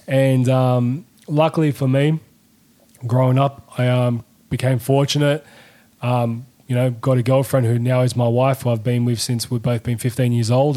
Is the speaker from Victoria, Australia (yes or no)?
no; Sydney, New South Wales, Australia; We know what exactly it was growing up in Sydney